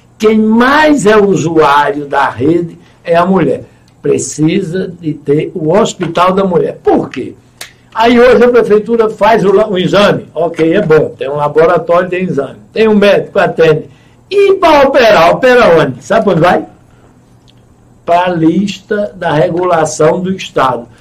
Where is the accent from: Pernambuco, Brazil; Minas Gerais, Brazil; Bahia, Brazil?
Pernambuco, Brazil; Goiana; Eu nasci lá no Belarmino Correia e ele está do mesmo tamanho de quando eu nasci